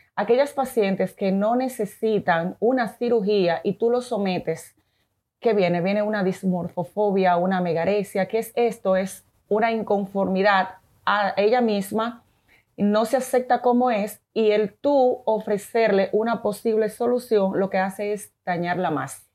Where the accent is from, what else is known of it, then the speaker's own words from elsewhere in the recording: Dominican Republic; also born or lived in Venezuela; mi país es maravilloso